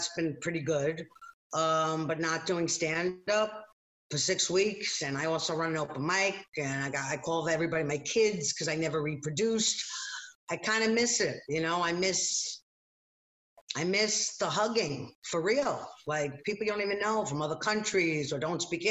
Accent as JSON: {"language": "English", "area": "Long Island", "region": "New York", "country": "United States", "tie": "born or raised there", "moved": "as an adult", "lives_now": "New York City, United States", "said": "I grew up in Long Island, God bless me, you know, moved to the city years later"}